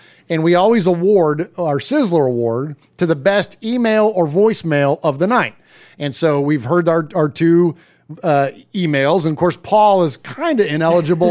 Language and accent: English; San Jose, California, United States; San Jose today, man. That's, you know, my hometown